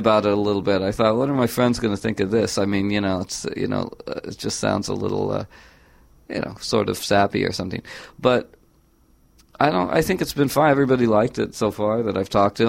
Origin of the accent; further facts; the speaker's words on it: California, United States; I grew up in California, so very near the San Andreas Fault